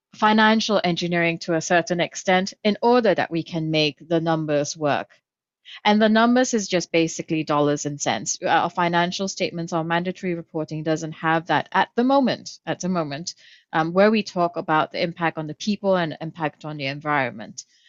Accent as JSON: {"language": "English", "region": "Kuala Lumpur", "country": "Malaysia", "tie": "born or raised there", "said": "I grew up in Kuala Lumpur, Malaysia"}